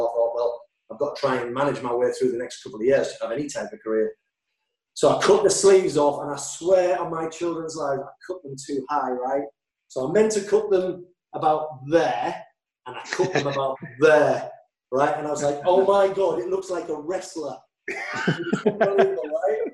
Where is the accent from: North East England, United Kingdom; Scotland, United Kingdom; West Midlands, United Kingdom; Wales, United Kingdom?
North East England, United Kingdom; Hartlepool; moved away as an adult; also born or lived in Bournemouth; I was brought up in Hartlepool.